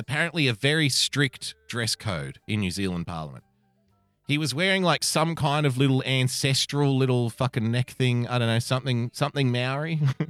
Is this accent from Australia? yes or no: no; India; Indian as in, hello, I'm from India.